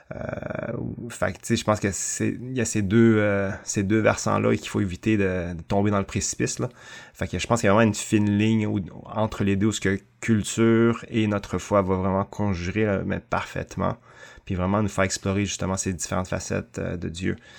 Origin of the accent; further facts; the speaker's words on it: Canada; also born or lived in Thailand; Je suis euh, chinois, cambodgien, né en Thaïlande, mais vraiment franco-canadien